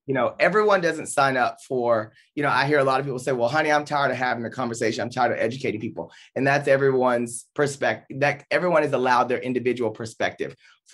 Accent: the South, United States; I grew up in the South with in a different community at times in a different period.

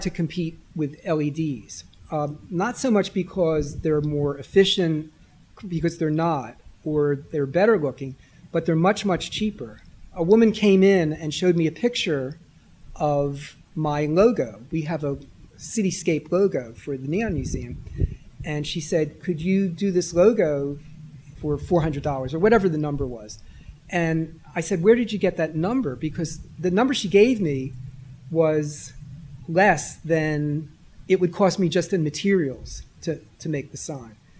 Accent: Philadelphia, Pennsylvania, United States; I grew up in the Northeast, and a block away from my house was Bustleton Avenue

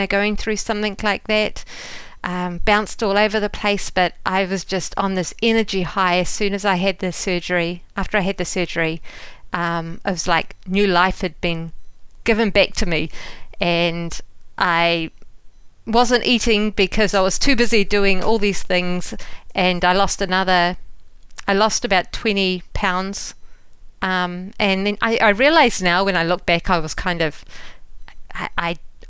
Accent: New Zealand; moved away as an adult; also born or lived in London, United Kingdom; now in United States; Well, as a New Zealander

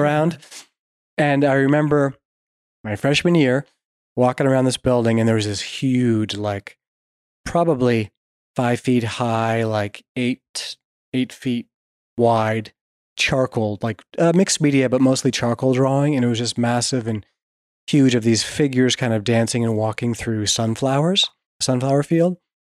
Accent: Vermont, United States; I grew up in Vermont and loved the lakes and rivers

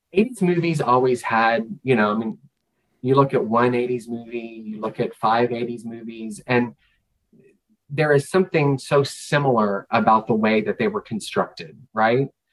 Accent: Kentucky, United States; moved away; I'm from Kentucky, which is the bluegrass state

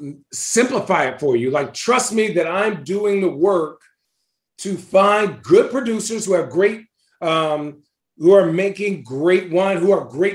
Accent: Arizona, United States; moved away as an adult; now in Oregon, United States; when I grew up in Arizona. But now that I live in Oregon

